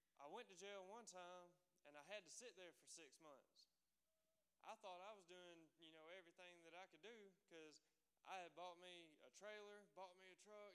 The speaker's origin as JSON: {"language": "English", "town": "Dothan", "region": "Alabama", "country": "United States", "said": "I'm from Dothan, Alabama. If nobody knows where that's at, it's down at the very bottom"}